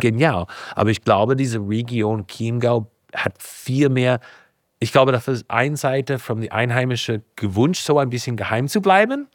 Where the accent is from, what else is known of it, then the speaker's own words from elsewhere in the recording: Napa, California, United States; German is a second language; moved away as an adult; now in Bavaria, Germany; Ich bin geboren in Kalifornien, in einem kleinen Ort heißt Napa